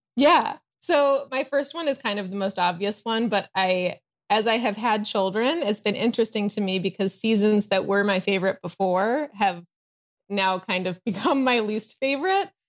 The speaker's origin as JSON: {"language": "English", "town": "Chicago", "region": "Illinois", "country": "United States", "also_born_or_lived": "East Coast", "moved": "yes", "lives_now": "Southern California, United States", "said": "I live in Southern California, although I am originally from the Chicago area and lived, um, on the East Coast for a while"}